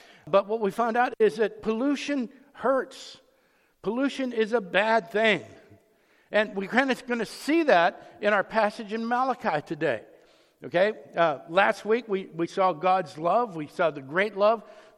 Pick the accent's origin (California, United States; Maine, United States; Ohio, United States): Ohio, United States; Youngstown; growing up in Youngstown, Ohio